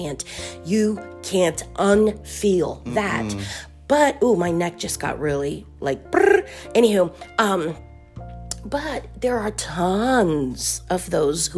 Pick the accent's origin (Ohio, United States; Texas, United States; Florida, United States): Florida, United States; Miami; Born in South Florida, Miami